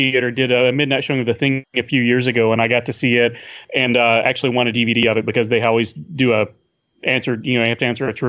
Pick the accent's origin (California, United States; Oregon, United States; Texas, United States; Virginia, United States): Texas, United States; Paris; I grew up in Paris, Texas, which, if you don't know, is the second largest Paris in the world. And not anywhere near the second most interesting. But we have a community college there.